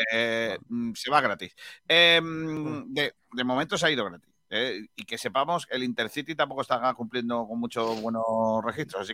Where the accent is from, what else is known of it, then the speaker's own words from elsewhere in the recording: Rincón de la Victoria, Andalusia, Spain; en el Club Deportivo Rincón, cuando yo jugaba